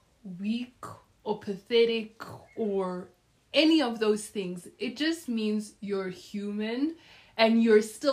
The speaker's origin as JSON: {"language": "English", "country": "South Africa", "tie": "born or raised there", "also_born_or_lived": "Democratic Republic of the Congo", "said": "not only do we come from the DRC, but we grew up in South Africa"}